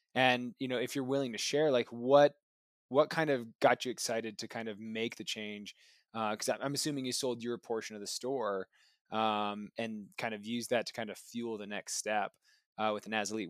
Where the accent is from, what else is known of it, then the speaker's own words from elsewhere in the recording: Michigan, United States; growing up in Michigan myself